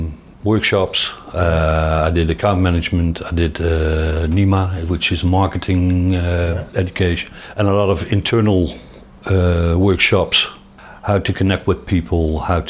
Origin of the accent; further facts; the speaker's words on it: Veldhoven, North Brabant, Netherlands; English is a second language; also born or lived in Roosendaal, Netherlands / Eindhoven, Netherlands; I'm from Roosendaal, which is a city 80 kilometers to the west. My father was also a professional military and he was stationed there. We came to Veldhoven, which is near to Eindhoven, when I was 5 years old.